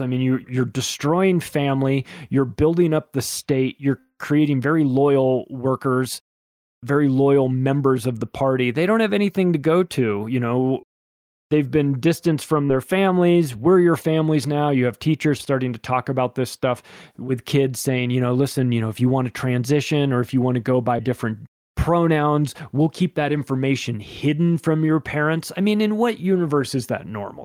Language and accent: English; Palm Springs, California, United States; I grew up in Palm Springs, California, which has a huge gay community there.